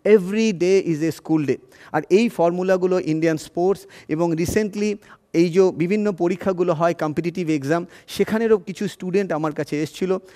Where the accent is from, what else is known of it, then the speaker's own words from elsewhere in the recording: Kanchrapara, West Bengal, India; also born or lived in Chinsurah, West Bengal; আমি ছোটোবেলায় কাঁচরাপাড়ায় বড় হয়েছি এবং তারপরে চুচুড়াতে বড় হয়েছে